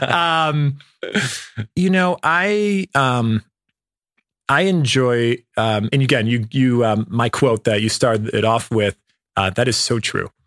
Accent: Cleveland, Ohio, United States; I grew up in the Midwest. Um, I, uh, in Cleveland, Ohio, in a suburb outside

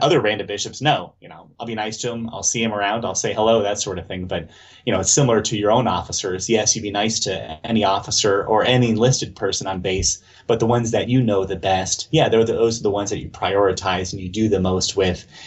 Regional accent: mid Atlantic area, West Virginia, United States; I was born south of there, but mostly I was raised in that area and um, grew up for the longest time going to church uh, here in West Virginia

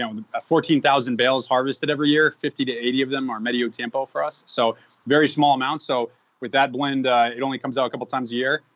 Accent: Massachusetts, United States; I grew up in Massachusetts

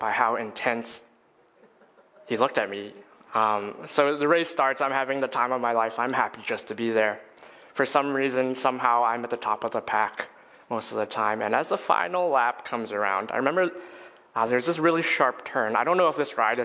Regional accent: Edmonton, Alberta, Canada; I was born and raised in Edmonton, Alberta

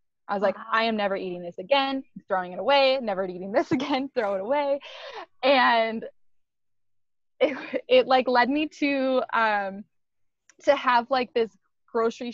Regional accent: Iowa, United States; I grew up in Iowa

